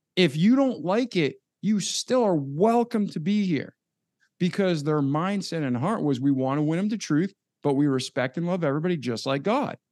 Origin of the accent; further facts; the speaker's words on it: outside of Boston, Massachusetts, United States; moved away; growing up outside of Boston